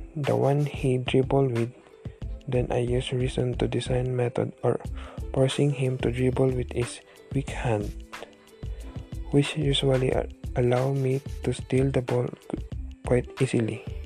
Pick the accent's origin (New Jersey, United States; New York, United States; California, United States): California, United States; San Francisco; I am from San Francisco, California